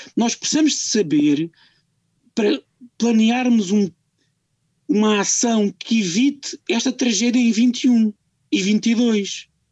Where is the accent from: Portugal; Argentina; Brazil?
Portugal; eu exijo, como português